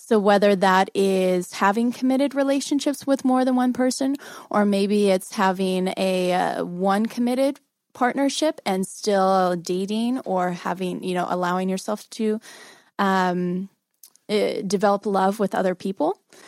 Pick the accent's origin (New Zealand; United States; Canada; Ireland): United States; Missouri